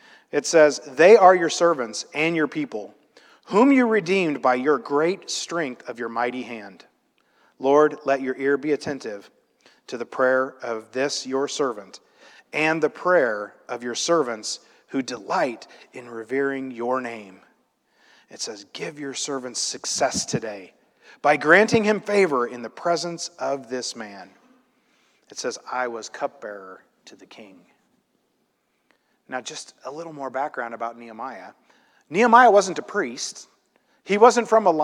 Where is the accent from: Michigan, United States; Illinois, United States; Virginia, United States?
Illinois, United States; I grew up in Illinois in a place that's very flat